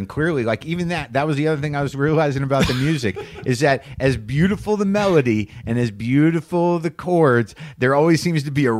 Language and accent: English; New Mexico, United States; I grew up in New Mexico